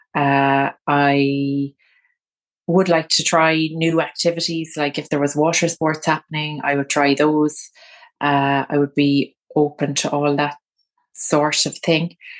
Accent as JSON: {"language": "English", "region": "London", "country": "United Kingdom", "tie": "born or raised there", "said": "I think my hometown is a great place for a city break. So if you wanna do a sort of short-term holiday where you kind of come to London"}